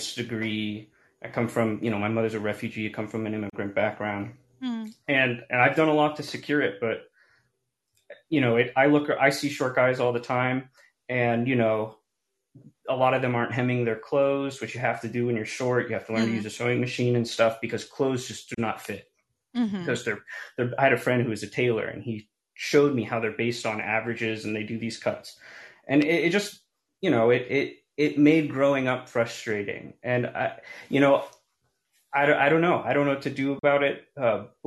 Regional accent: United States; growing up in America, I'm Hispanic

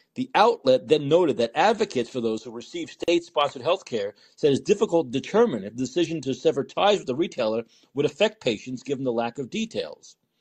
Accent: New York, United States; I'm from New York

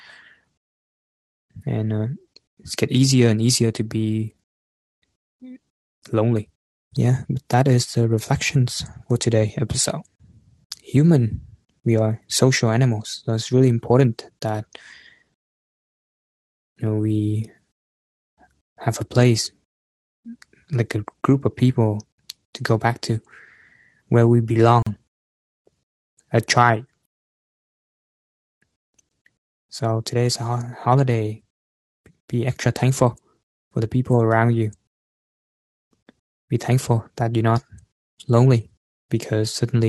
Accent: Vietnam; moved away; I'm far from Vietnam right now, you know, my hometown

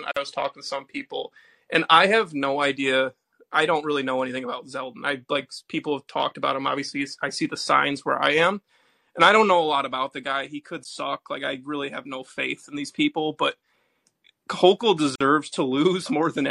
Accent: New York, United States; I'm a New Yorker

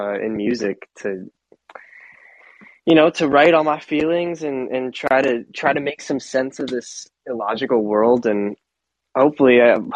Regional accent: Miami, Florida, United States; moved away as an adult; also born or lived in Boston, Massachusetts; now in Nashville, United States; I'm from Miami, Florida

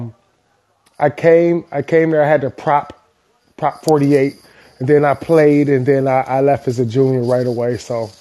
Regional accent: Cleveland, Ohio, United States; I'm from Cleveland

